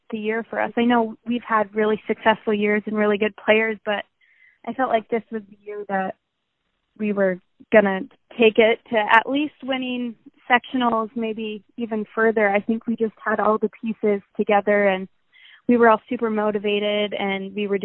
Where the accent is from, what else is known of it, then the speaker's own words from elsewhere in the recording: Colorado, United States; born there; also born or lived in Arizona; So I was born in Colorado, um, played soccer there, moved to Arizona, played soccer there, moved here